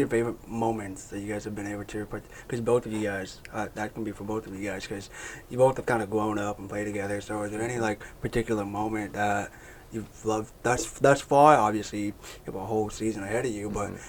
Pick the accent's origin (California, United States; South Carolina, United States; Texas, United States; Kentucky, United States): California, United States; moved away; coming from where I come from California